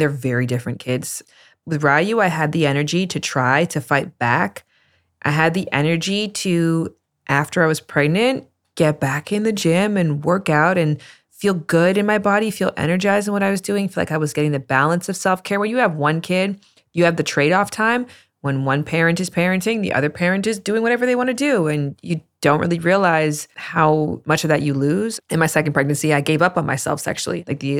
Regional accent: Toronto, Ontario, Canada; moved away as an adult; now in Los Angeles, United States; I came to LA from Toronto in 2014.

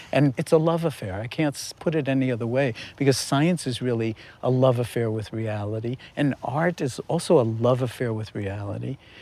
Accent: New York City, New York, United States; I was born in New York City in nineteen forty-four

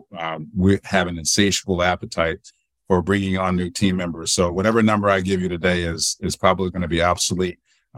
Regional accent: Detroit, Michigan, United States; now in Seattle, United States; but born and raised in Detroit. So my roots are in the Midwest of the U.S.

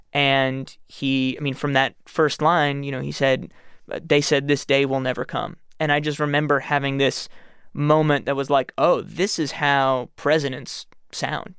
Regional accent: New York City, New York, United States; I'm from New York City

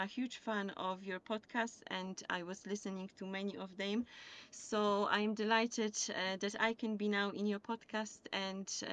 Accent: Poland; English is a second language; moved away as an adult; now in County Limerick, Ireland; I have also a teaching background from Poland because I come from Poland and I was teaching German over there.

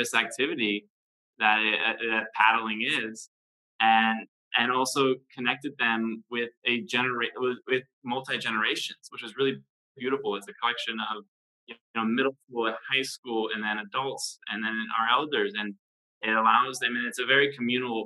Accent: United States; growing up in America

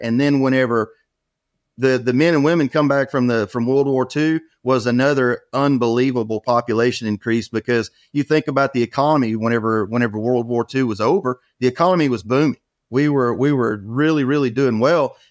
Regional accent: near Beaumont, Southeast Texas, United States; I was raised in Southeast Texas, about an hour outside of Beaumont.

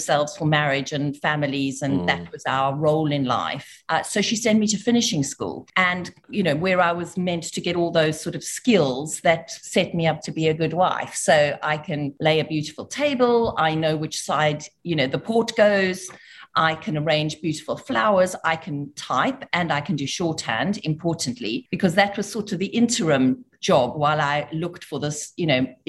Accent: South Africa; moved away; I grew up in South Africa. I am South African by birth

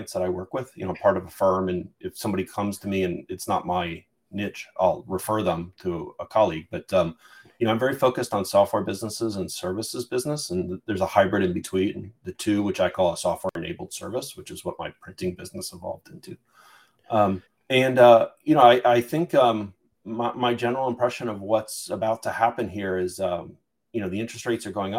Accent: Midwest, United States; moved away as an adult; also born or lived in East Coast; now in California, United States; I grew up in the Midwest and I lived on the East Coast for a while. When I came out to California in the mid 90s

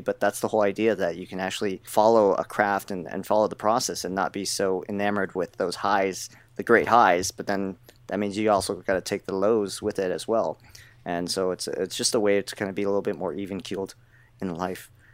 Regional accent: United States; I was born in the States

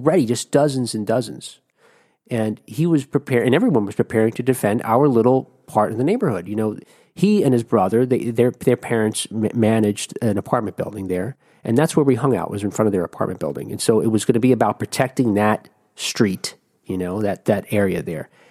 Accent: Jersey City, New Jersey, United States; moved away; in New Jersey, where I grew up in Jersey City, New Jersey

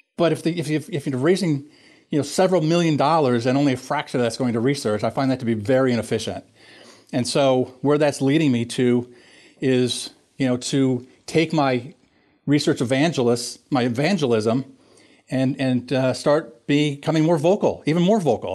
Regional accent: Minnesota, United States; moved away as an adult; also born or lived in Pennsylvania; I grew up in Minnesota

